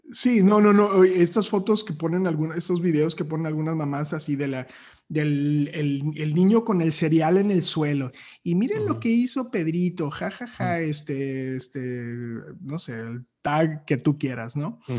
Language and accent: Spanish; Matamoros, Tamaulipas, Mexico; soy de Matamoros